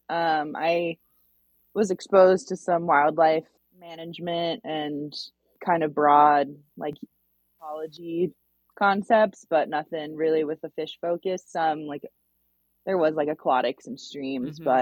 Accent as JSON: {"language": "English", "town": "Chapel Hill", "region": "North Carolina", "country": "United States", "tie": "born or raised there", "moved": "yes", "lives_now": "Montana, United States", "said": "I grew up in Chapel Hill, North Carolina"}